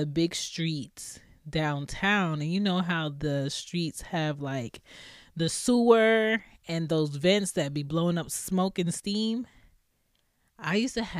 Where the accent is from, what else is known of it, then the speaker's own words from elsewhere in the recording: Philadelphia, Pennsylvania, United States; Okay, so I grew up in Philly, West Philly to be exact. Cedar Ave, what it do?